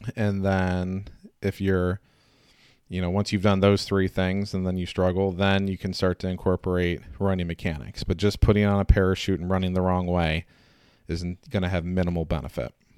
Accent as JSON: {"language": "English", "region": "Indiana", "country": "United States", "said": "I'm a hillbilly from Indiana"}